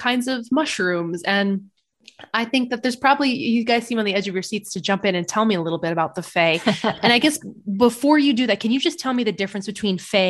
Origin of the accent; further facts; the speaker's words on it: United States; moved away as an adult; I'm an American, but I moved back here to kind of find my roots